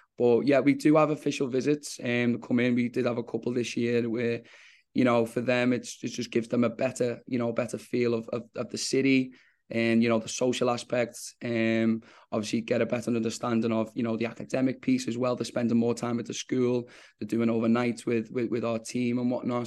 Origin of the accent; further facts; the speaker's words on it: England, United Kingdom; now in New York, United States; us both being English